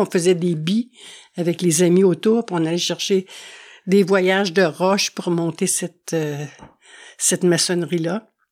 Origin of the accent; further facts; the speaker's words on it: Montreal, Quebec, Canada; moved away as an adult; now in La Malbaie, Canada; on est originaire de Montréal